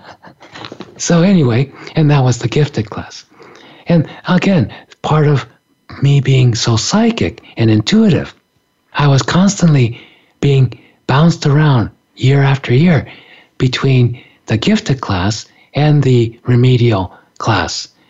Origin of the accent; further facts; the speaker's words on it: Japan; I grew up in Japan